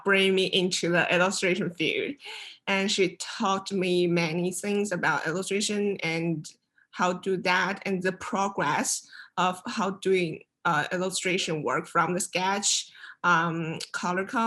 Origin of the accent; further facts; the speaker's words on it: China; moved away as an adult; now in Savannah, United States; I come from China. Now I'm studying illustration in Savannah College of Art and Design